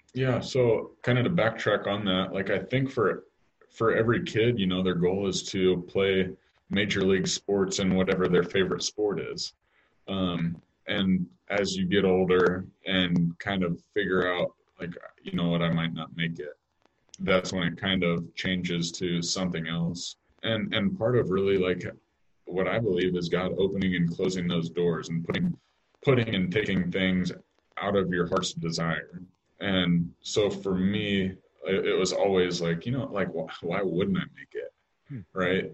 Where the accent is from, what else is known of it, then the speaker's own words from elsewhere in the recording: Kansas City, United States; growing up in Kansas City